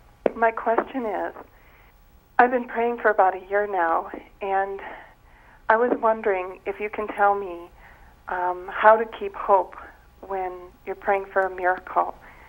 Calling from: Illinois, United States; I am from Illinois.

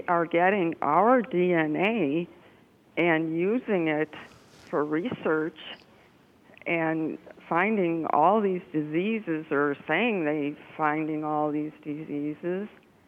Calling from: Ohio, United States

